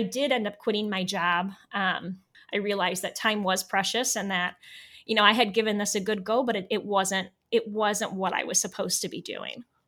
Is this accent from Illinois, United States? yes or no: no; Northeast Ohio, United States; moved away as an adult; also born or lived in Alaska; I am from Northeast Ohio